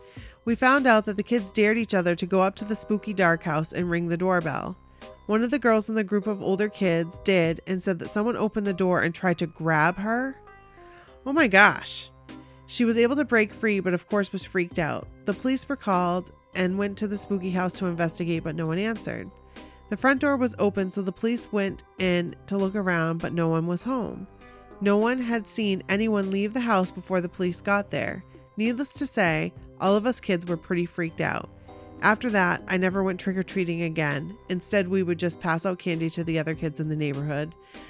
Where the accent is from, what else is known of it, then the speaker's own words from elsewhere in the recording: Chicago, Illinois, United States; I grew up in Chicago.